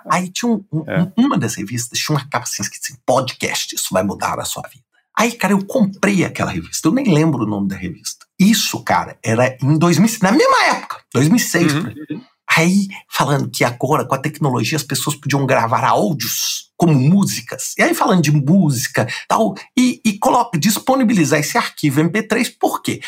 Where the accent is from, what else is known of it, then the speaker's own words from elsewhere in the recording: Brazil; moved away as an adult; eu sou brasileiro, nascido no Brasil